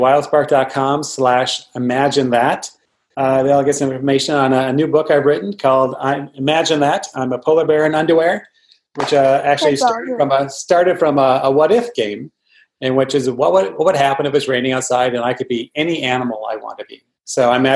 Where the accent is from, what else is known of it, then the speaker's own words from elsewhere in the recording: Minnesota, United States; I grew up in Minnesota where it was really cold